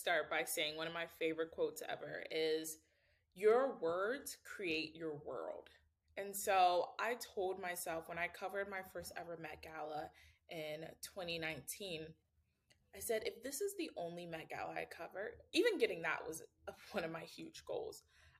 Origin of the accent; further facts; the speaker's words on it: Ohio, United States; oh, we're both from Ohio. Then you make a joke like, how many people really leave the Midwest, right?